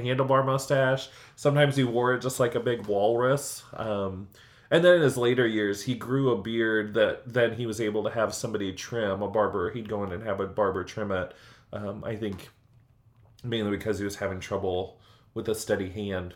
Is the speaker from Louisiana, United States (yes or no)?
no; Illinois, United States; now in Indiana, United States; Growing up in Illinois